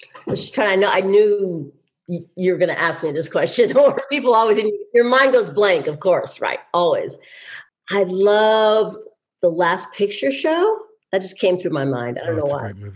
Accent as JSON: {"language": "English", "town": "Beverly Hills", "region": "California", "country": "United States", "tie": "born or raised there", "said": "I grew up in Beverly Hills and I went to the high school."}